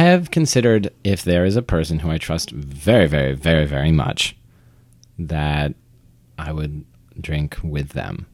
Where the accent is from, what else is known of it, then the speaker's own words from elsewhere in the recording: St. George, Vermont, United States; I grew up in Vermont.